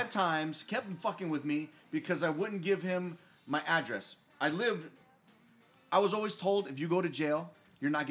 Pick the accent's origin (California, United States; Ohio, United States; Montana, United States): California, United States; San Bernardino; when I was younger, growing up in San Bernardino, I got fucked with all the time for no reason